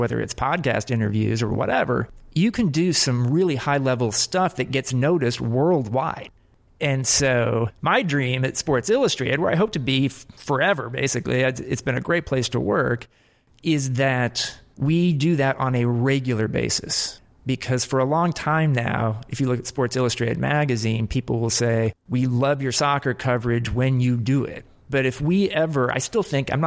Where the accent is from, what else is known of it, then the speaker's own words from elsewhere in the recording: United States; now in New York, United States; I'm an American who covers soccer full time.